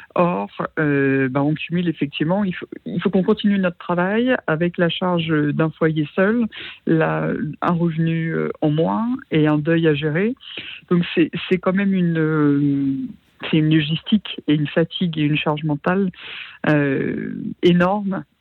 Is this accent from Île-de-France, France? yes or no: no; Normandy, France; je suis originaire de Normandie